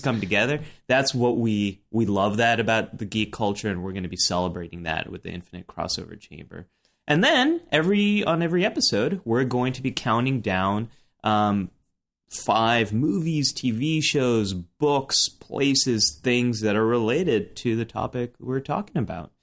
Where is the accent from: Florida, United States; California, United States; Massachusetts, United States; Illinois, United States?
California, United States; Silicon Valley; grew up in Silicon Valley